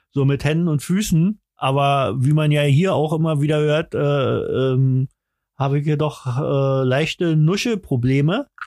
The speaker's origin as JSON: {"language": "German", "region": "Berlin", "country": "Germany", "said": "Ich bin richtiger Berliner, Alter."}